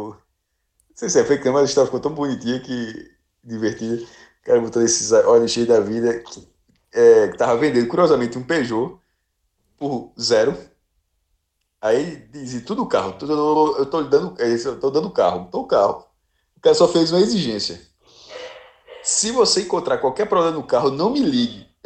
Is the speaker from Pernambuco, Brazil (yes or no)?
yes; Olinda, Pernambuco, Brazil; o campo de botão para mim tem uma explicação nostálgica enorme porque eu cresci jogando em Olinda, viu?